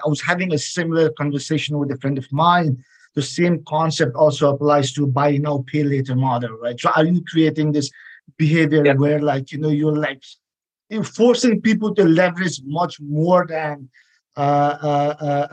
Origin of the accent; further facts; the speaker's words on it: Nepal; now in United States; I come from Nepal